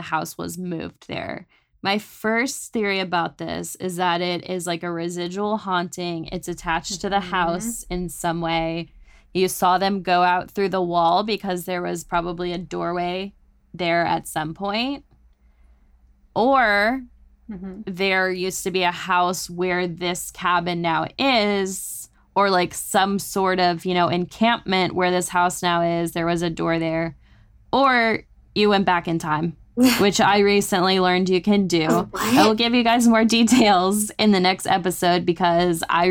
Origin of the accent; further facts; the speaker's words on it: North Texas, United States; I grew up in North Texas